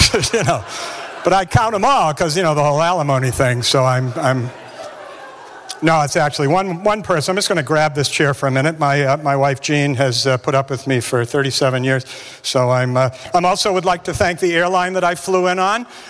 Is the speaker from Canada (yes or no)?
no; West Bridgewater, Massachusetts, United States; I grew up in New England, Massachusetts, grew up down in West Bridgewater